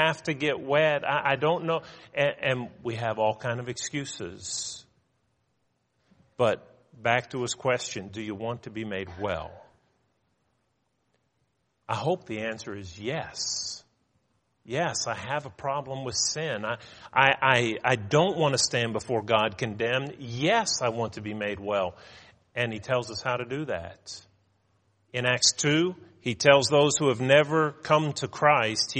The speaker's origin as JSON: {"language": "English", "country": "United States", "said": "as an American"}